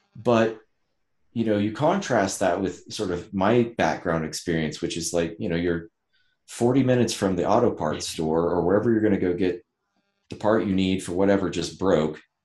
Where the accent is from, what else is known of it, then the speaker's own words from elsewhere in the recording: Ouray, Colorado, United States; I was born in the mountains, Southwest Colorado.